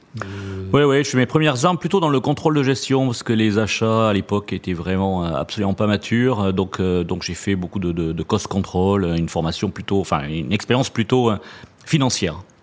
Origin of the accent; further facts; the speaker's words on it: Toulouse, Occitania, France; moved away; also born or lived in Paris; mon accent euh, me trahit souvent. Effectivement, je suis né en région toulousaine